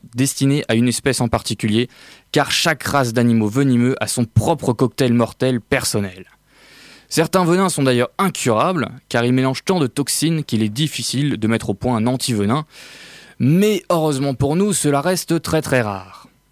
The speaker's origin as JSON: {"language": "French", "country": "France", "said": "On est français"}